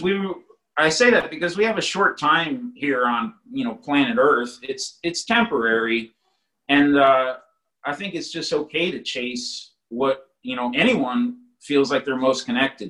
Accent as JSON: {"language": "English", "region": "East Coast", "country": "United States", "tie": "born or raised there", "said": "growing up on the East Coast"}